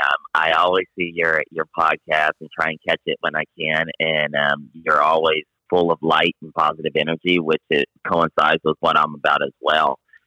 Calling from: La Jolla, California, United States; I am calling in from La Jolla, California.

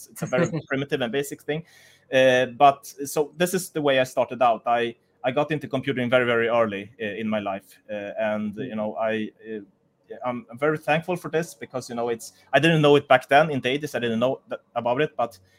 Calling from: Munich, Bavaria, Germany; I'm from Munich in Germany right now.

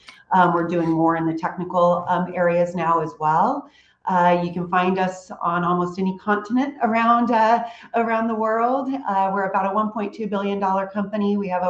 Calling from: Houston, Texas, United States; I am dialed in from Houston, Texas. So it's nice and hot, and we're having a sizzling summer, and it's good.

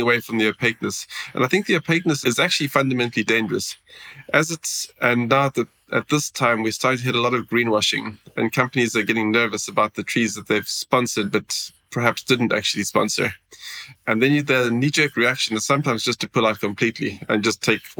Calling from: Sweden; I'm dialing in from Sweden. It says minus two degrees in the bottom of my screen.

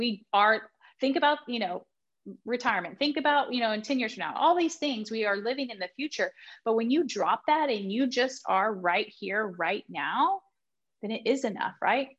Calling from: Texas, United States; I'm in Texas.

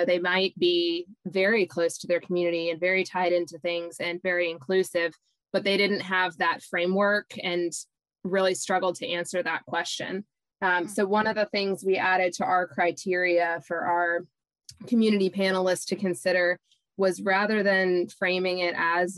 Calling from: South Carolina, United States; I'm calling from the Coastal Community Foundation in South Carolina.

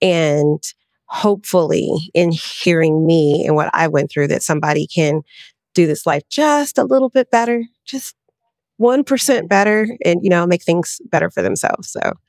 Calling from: Los Angeles, California, United States; I'm in Los Angeles, California.

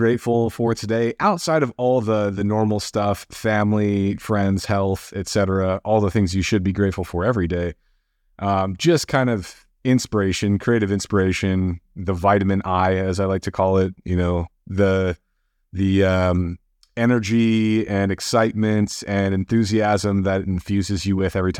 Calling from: Marina Del Rey, California, United States; I'm tuning in from Marina Del Rey, California, right on the west edge of LA.

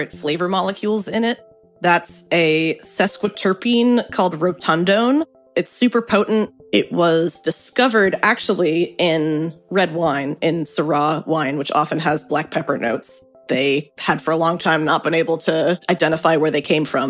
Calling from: New York, United States; I'm calling from Brooklyn, New York.

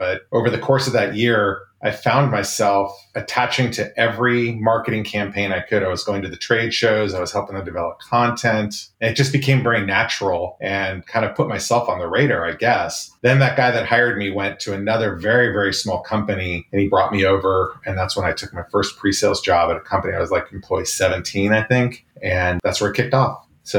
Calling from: Santa Clara, California, United States; I am in lovely Santa Clara, California.

